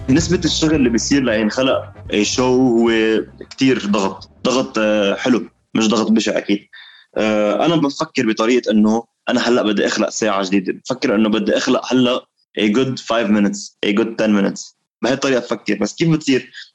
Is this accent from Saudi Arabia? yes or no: no; Lebanon; نحن سقف الحريه عندنا بلبنان